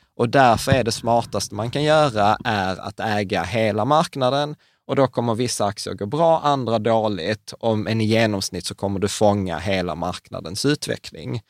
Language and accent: Swedish; Sweden; vi svenskar